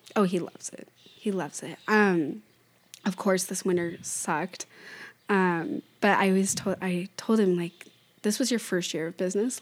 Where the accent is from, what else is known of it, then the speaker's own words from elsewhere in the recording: Oregon, United States; I was from Oregon